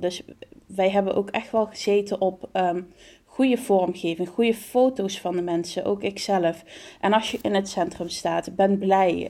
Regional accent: Venray, Limburg, Netherlands; Ik kom uit Venrij, dat ligt in het eh, noorden van de provincie Limburg in Nederland

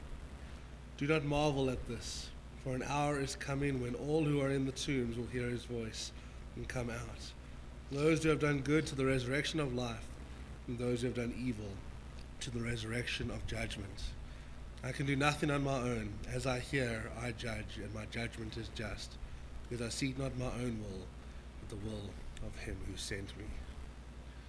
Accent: Johannesburg, Gauteng, South Africa; we grew up in Mondial, by the way, which is the pearl of South Africa. It's in the south of Joburg

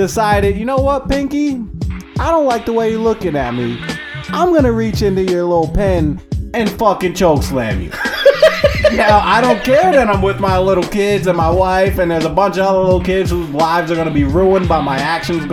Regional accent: New York, United States; I'm from New York

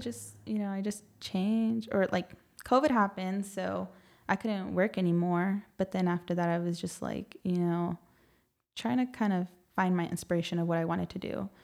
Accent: San Antonio, Texas, United States; I grew up in the south side

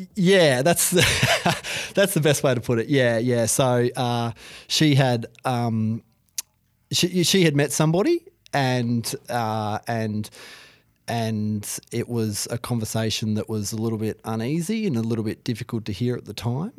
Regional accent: Hobart, Tasmania, Australia; I grew up in Hobart.

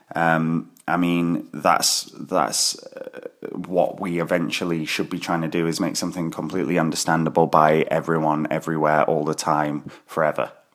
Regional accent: Glasgow, Scotland, United Kingdom; I'm from Glasgow in Scotland

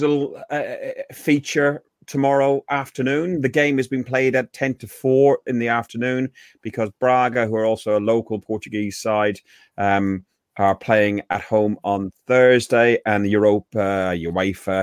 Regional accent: Ireland; I'm Irish

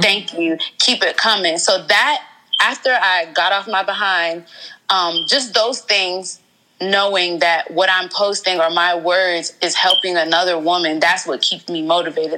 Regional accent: Georgia, United States; moved away as an adult; also born or lived in Riverdale, Georgia / Atlanta, Georgia; now in DMV area, United States; I'm originally from Atlanta, Georgia. I was born in Riverdale, and then we just moved all over Georgia

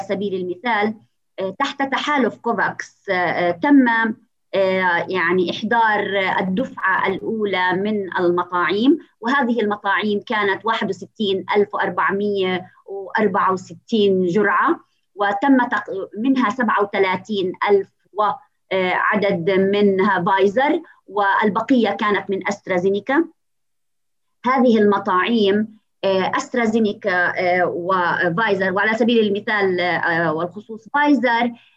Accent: Palestine

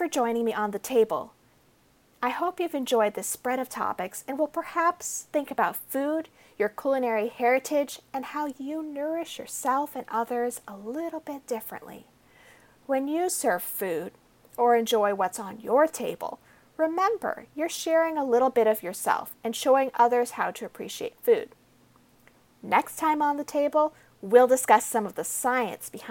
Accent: United States; I grew up in America

